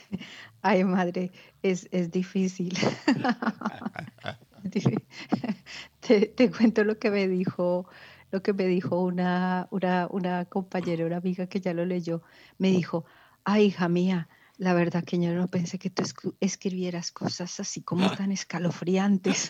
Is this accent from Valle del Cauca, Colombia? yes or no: no; Ibagué, Tolima, Colombia; moved away as an adult; now in Spain; mi ciudad natal, que es Ibagué, Tolima, en Colombia